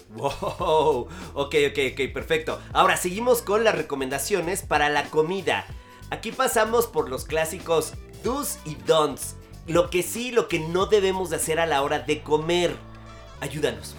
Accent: Mexico; somos mexicanos

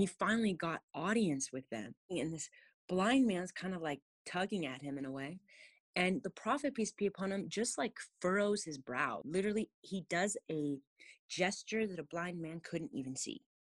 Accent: California, United States; born and raised in California

